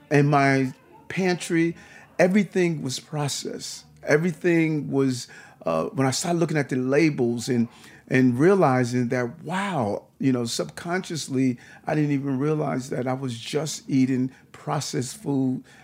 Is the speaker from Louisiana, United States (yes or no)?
no; New York City, New York, United States; also born or lived in Brooklyn; I grew up in Queens for a period of time. My mother's still there.